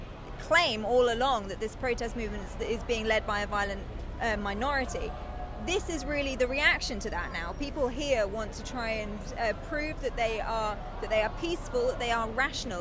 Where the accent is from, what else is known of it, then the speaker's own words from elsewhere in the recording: United Kingdom; I'm from the UK, but I work for a German broadcaster.